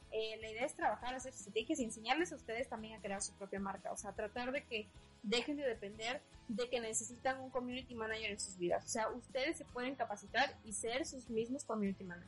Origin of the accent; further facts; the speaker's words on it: San Andrés Tuxtla, Veracruz, Mexico; now in Mexico City, Mexico; a la ciudad de donde soy originaria, que es San Andrés Tuxtla